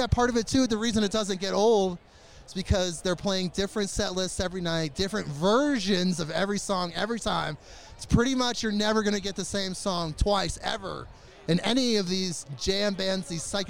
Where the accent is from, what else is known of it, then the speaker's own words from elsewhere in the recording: Oregon, United States; Yeah, I love meeting new people. We're neighbors. We're from Oregon